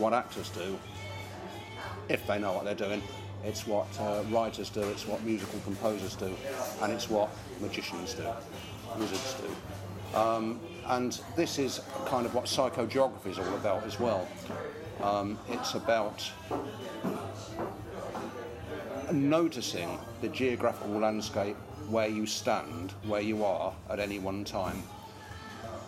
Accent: Northampton, East Midlands, United Kingdom; My hometown is Northampton

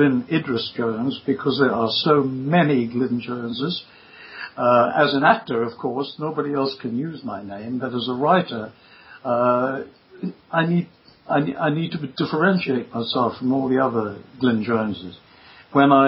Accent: Durban, KwaZulu-Natal, South Africa; accent: South African; moved away as an adult; also born or lived in London; growing up in Durban, there was just no theatre at all

